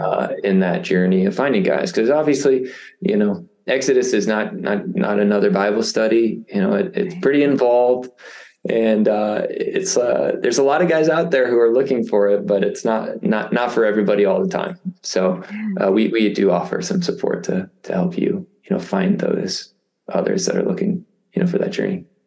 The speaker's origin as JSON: {"language": "English", "region": "Indiana", "country": "United States", "tie": "born or raised there", "said": "I grew up in Indiana. I, I live basically back where you know where where I I started"}